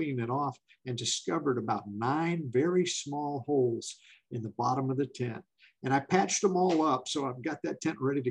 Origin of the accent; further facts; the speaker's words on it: Florida, United States; also born or lived in Tampa, Florida; I'm from Florida